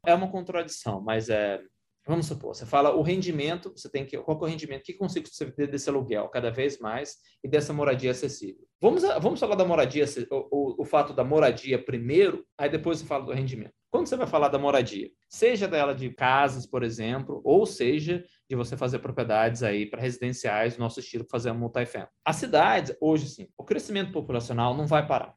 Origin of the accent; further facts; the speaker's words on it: Minas Gerais, Brazil; moved away as an adult; also born or lived in Boston; nasci em Minas, né? Somos nove em casa, sou número oito de nove